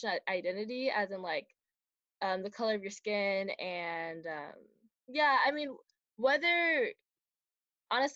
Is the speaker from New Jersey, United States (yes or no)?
no; Milpitas, California, United States; I'm from Milpitas, California, and I go to Milpitas High School.